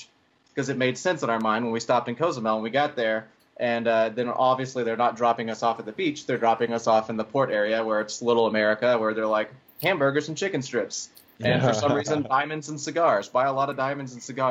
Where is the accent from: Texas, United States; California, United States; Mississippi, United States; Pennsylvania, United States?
Texas, United States; Texarkana; moved away; I'm from Texarkana, which is like the most far east northeast corner of Texas